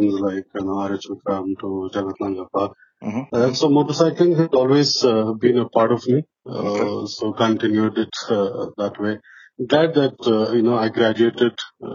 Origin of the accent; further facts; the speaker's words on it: Bangalore, Karnataka, India; I hail from Bangalore